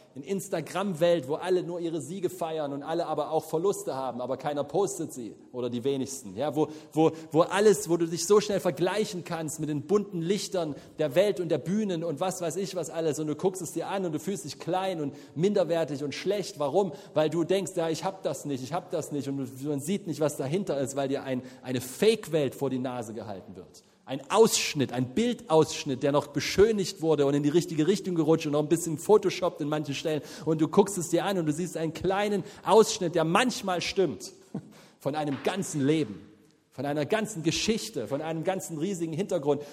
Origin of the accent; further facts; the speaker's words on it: the East, eastern Germany, Germany; wir kommen aus dem Osten